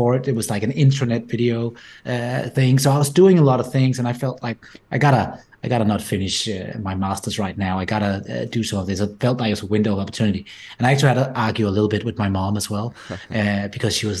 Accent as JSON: {"language": "English", "area": "just outside Copenhagen", "region": "Capital Region of Denmark", "country": "Denmark", "tie": "born or raised there", "accent": "Danish", "said": "my accent is not typically American or anything. It comes from the Nordics and rather Denmark. So I grew up just outside Copenhagen, Denmark"}